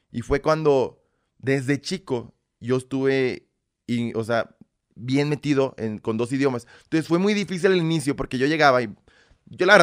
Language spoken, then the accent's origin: Spanish; Belarus; born there; Es que soy nacido en República de Bielorrusia.